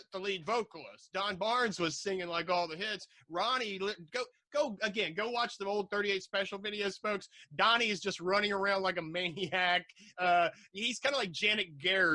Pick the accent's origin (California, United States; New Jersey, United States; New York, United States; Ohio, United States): Ohio, United States; Southern; I come from Southern Ohio. Might as well be Kentucky or West Virginia.